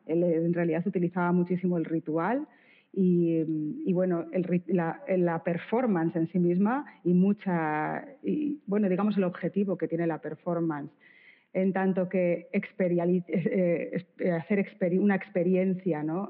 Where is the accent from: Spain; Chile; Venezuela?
Spain; Bilbao, Basque Country; soy de Bilbao